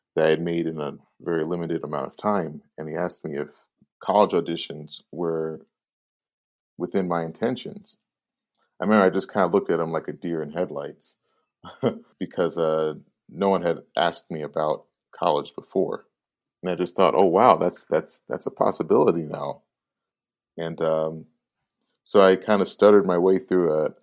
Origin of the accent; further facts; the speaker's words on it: Chicago, Illinois, United States; was born and bred in Chicago, from Chicago's inner city